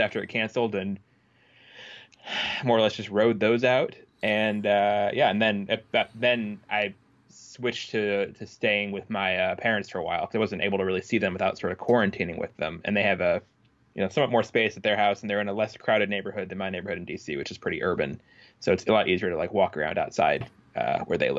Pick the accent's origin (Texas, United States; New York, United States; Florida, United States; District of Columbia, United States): District of Columbia, United States; Washington; That's where I'm from. That's where I'm born and raised.